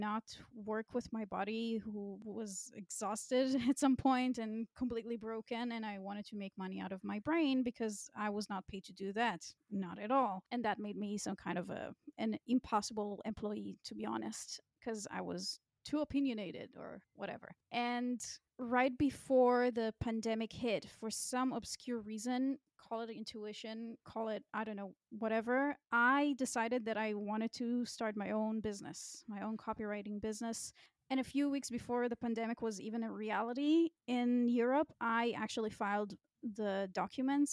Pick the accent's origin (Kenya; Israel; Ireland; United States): Israel; moved away as an adult; now in Berlin, Germany; I grew up in Israel